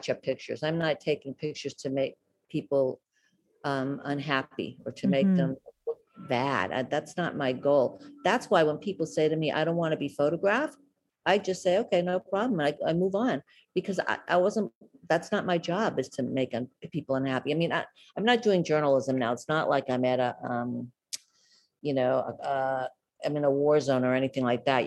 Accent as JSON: {"language": "English", "country": "United States", "also_born_or_lived": "Boston / Mexico", "said": "I'm an American"}